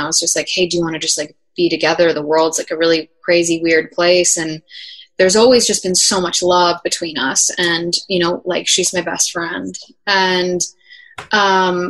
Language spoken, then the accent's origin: English; New Jersey, United States; we ended up filming the music video in my hometown in Jersey